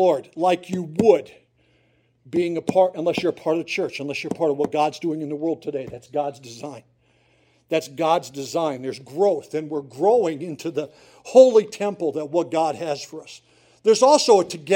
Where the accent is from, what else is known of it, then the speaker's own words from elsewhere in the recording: Susquehanna County, northeastern Pennsylvania, United States; I grew up in Susquehanna County